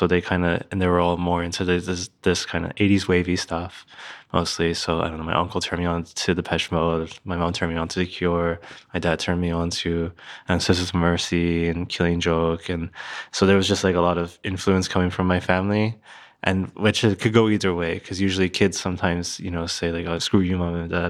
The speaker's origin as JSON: {"language": "English", "town": "Philadelphia", "region": "Pennsylvania", "country": "United States", "tie": "born there", "also_born_or_lived": "New Jersey / New York", "said": "I was born in Philadelphia and I moved around a lot as a kid. And then I was living like in New Jersey, just outside of Philadelphia."}